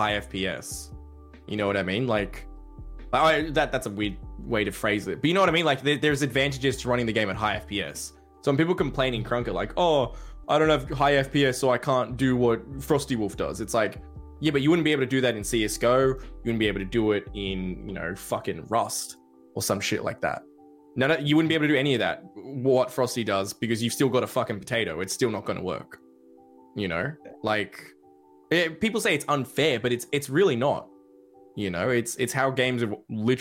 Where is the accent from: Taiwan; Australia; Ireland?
Australia; I'm Australian